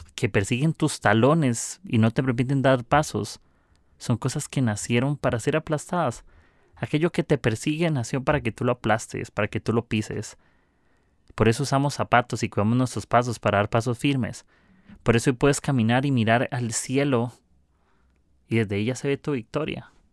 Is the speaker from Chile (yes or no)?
no; Costa Rica; soy de Costa Rica, del mejor país del mundo